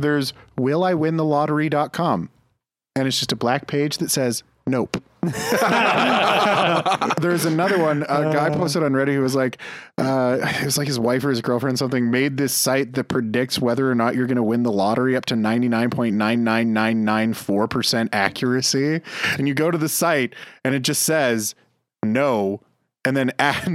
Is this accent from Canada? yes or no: yes; Canada; We're Canadian